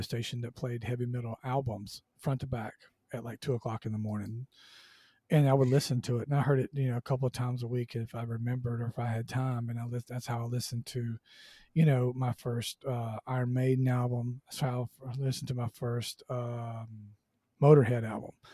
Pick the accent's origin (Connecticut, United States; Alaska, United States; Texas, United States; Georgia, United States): Georgia, United States; Southwest; I grew up in Southwest Georgia